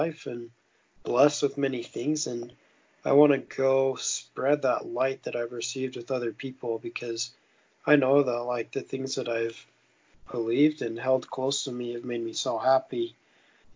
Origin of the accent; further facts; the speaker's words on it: Montana, United States; I grew up in Montana and lived there my whole life.